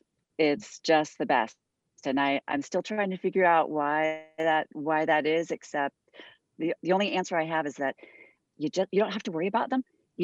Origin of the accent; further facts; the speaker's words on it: San Jose, California, United States; moved away as an adult; now in Phoenix, United States; So I grew up in the San Francisco Bay Area, South San Jose area.